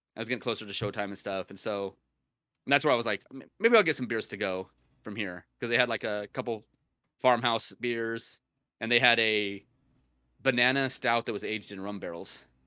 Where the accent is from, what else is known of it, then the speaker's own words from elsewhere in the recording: United States; I'm American